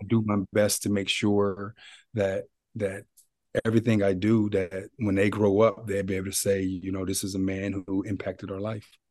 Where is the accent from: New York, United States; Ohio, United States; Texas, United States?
Ohio, United States; Youngstown; moved away as an adult; now in Columbus, United States; I'm from Youngstown. I'm from oh, Ohio